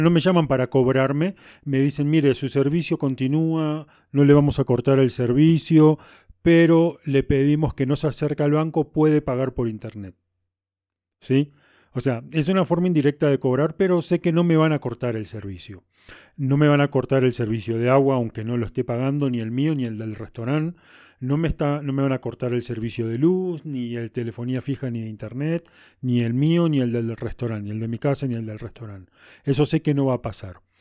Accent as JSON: {"language": "Spanish", "country": "Argentina", "moved": "yes", "lives_now": "Cusco, Peru", "said": "a pesar de mi acento, soy, que soy argentino, vivo en Cusco, Perú"}